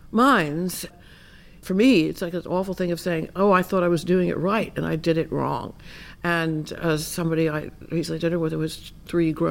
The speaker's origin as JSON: {"language": "English", "town": "Miami", "region": "Florida", "country": "United States", "said": "I'm from Miami."}